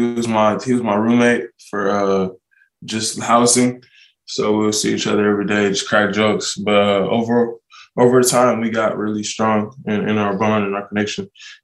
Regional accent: Southern California, United States; born or raised there

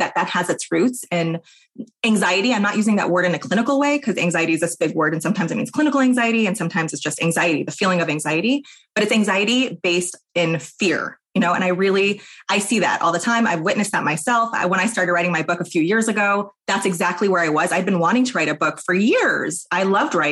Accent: New York, United States; moved away as an adult; now in Portland, United States; I live in Portland, Oregon. I'm from New York originally

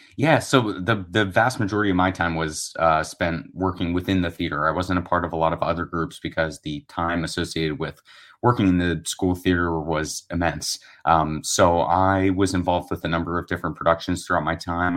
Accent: Erie, Pennsylvania, United States; I was a theater kid growing up in Erie, Pennsylvania.

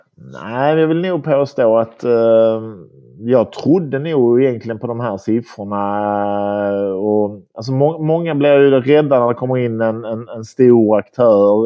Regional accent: Malmö, Skåne, Sweden; also born or lived in Bulle, Switzerland / London / Copenhagen; urmalmöit, född och uppvuxen på, på Limhamn här.

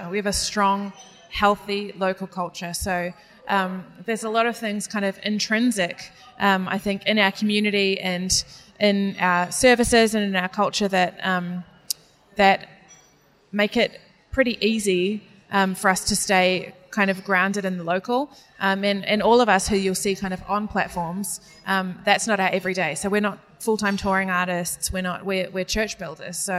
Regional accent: New Zealand; accent: New Zealand; me trying to pronounce names of Italian pasta in a New Zealand accent.

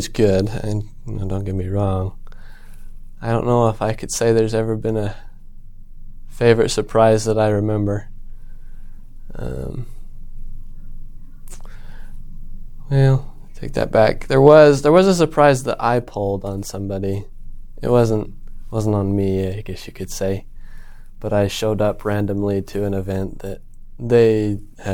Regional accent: South Central Utah, United States; growing up in South Central Utah, in had 10 acres to roam around

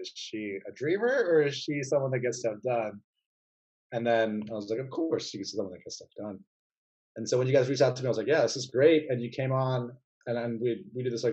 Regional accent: Silicon Valley, California, United States; I grew up in Silicon Valley

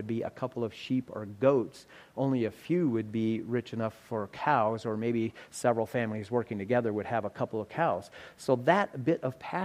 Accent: South Dakota, United States; we're from South Dakota.

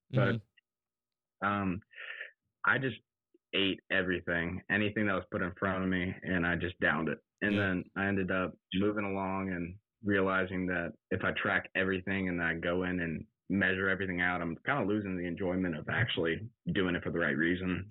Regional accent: College Station, Texas, United States; I grew up in College Station from eighth grade all the way through senior year

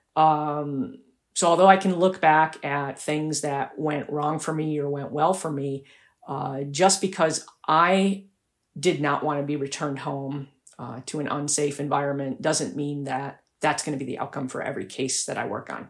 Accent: Buffalo, New York, United States; moved away; I went back to my hometown in Buffalo, New York

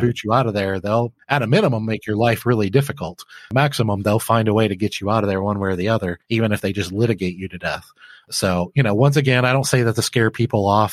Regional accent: Flint, Michigan, United States; I grew up in Flint, Michigan

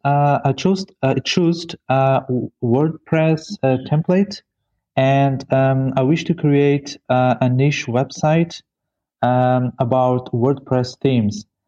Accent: Mozambique; I am from Mozambique.

